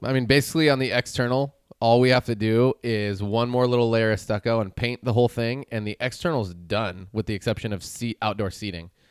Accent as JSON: {"language": "English", "town": "Chico", "region": "California", "country": "United States", "tie": "born or raised there", "moved": "as an adult", "lives_now": "Santa Cruz, United States", "said": "I moved from my hometown of Chico. I had never lived anywhere else with the exception of college."}